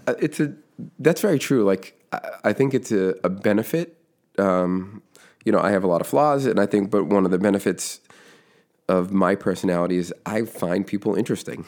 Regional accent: Foxborough, Massachusetts, United States; now in West Roxbury, United States; grew up in Foxborough, Massachusetts

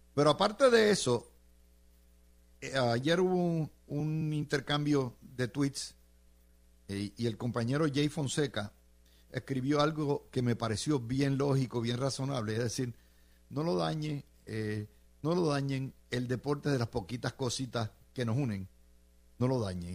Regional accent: San Juan, Puerto Rico; also born or lived in Cidra, Puerto Rico; yo nací en Sidra, pero mis padres trabajaban en Santurce, en la 22

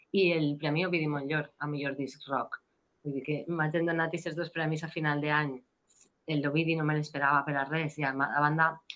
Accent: Valencian Community, Spain; accent: Valencian; first language Valencian; em sent cantant en valencià.

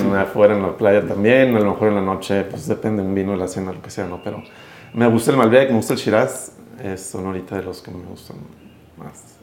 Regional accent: Mexico

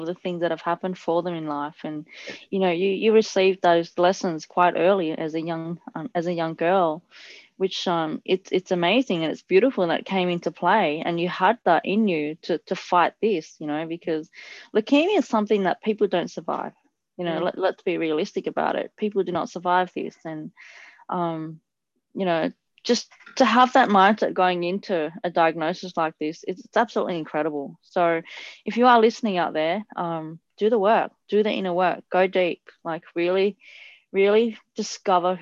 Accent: Italy; I grew up in Italy and I had quite firm parents

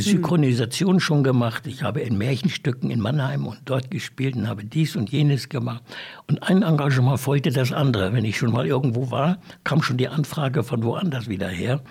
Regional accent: Windhoek, Khomas, Namibia; da bin ich dann also hier in Windhoek groß geworden, bin dann hier auch zur Schule gegangen, HPS

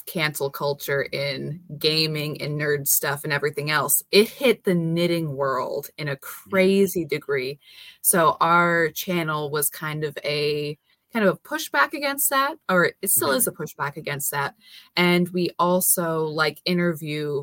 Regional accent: South Dakota, United States; Born and raised in South Dakota. I still live here

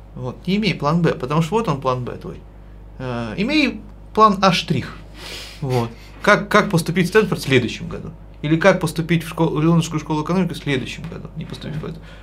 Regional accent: Podolsk, Moscow Oblast, Russia; я вырос в Подольске

